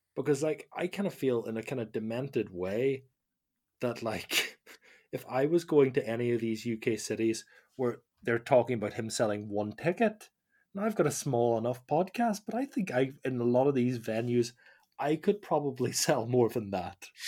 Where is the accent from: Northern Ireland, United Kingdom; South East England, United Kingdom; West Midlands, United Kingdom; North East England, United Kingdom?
Northern Ireland, United Kingdom; Omagh; I'm from Oma